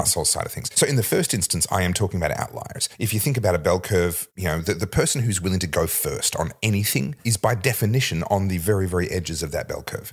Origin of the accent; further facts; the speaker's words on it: Victoria, Australia; my home state